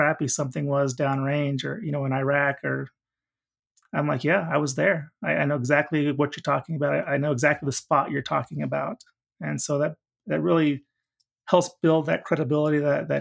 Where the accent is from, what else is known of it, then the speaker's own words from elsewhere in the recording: Oklahoma, United States; I'm from Oklahoma